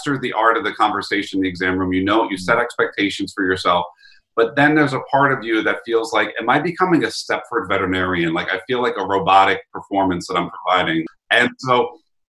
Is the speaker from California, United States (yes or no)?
no; New York, United States; accent: New York; my New York accent